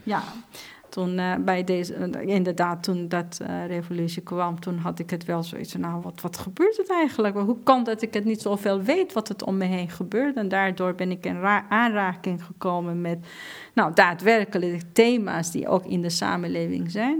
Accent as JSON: {"language": "Dutch", "country": "Iran", "tie": "born or raised there", "second_language": "Dutch", "moved": "yes", "lives_now": "Netherlands", "said": "in Iran, in een land waar ik ben geboren"}